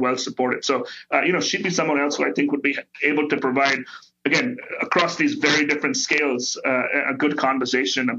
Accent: India; now in United States; I grew up in India

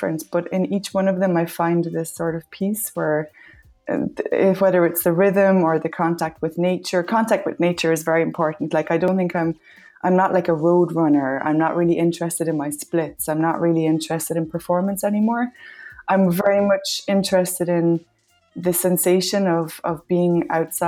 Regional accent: Ireland; accent: Irish; moved away as an adult; also born or lived in Peru / Spain; I'm Irish, as you might have gathered from my accent.

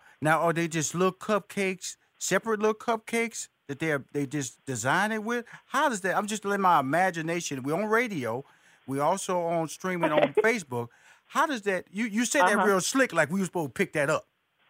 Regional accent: New Orleans, Louisiana, United States; I'm so from New Orleans area.

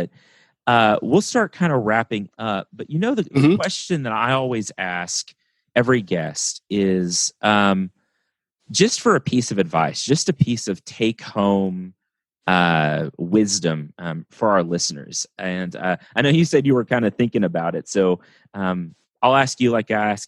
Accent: West Texas, United States; growing up in West Texas, where it's again flat and dry

